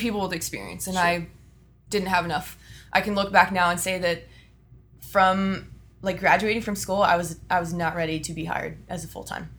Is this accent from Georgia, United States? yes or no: no; Austin, Texas, United States; born and raised in Austin, Texas.